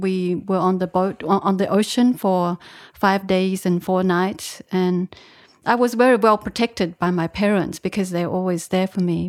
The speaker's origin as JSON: {"language": "English", "country": "Australia", "tie": "born or raised there", "also_born_or_lived": "Vietnam", "moved": "as an adult", "said": "I was born in Vietnam, but I. Uh, I went to Australia when I was uh, eight, and I grew up in Australia, studied there, and had a bit of a career in Australia"}